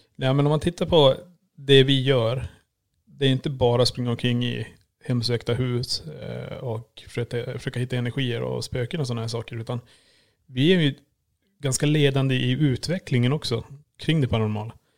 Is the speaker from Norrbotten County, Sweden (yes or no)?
yes; Kiruna, Norrbotten County, Sweden; moved away; född och uppvuxen i Kiruna